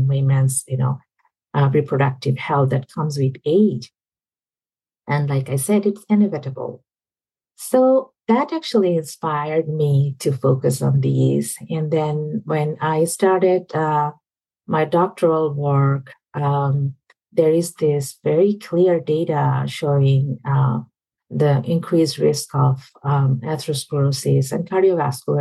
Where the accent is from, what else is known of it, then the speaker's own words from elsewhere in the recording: Bangladesh; moved away as an adult; now in United States; Where I grew up in Southeast Asia, Bangladesh, I mean, when I was in even med school